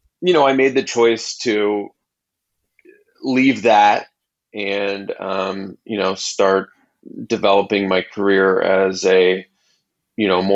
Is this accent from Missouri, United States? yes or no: yes; Kansas City, Missouri, United States; moved away as an adult; also born or lived in Los Angeles, California; now in Kansas City, United States; I was born and raised in Kansas City and moved to Los Angeles in the late 90s